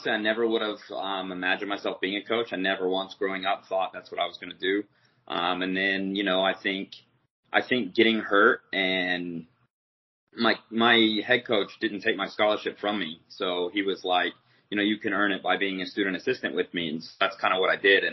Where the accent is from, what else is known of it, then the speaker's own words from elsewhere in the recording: United States; as an American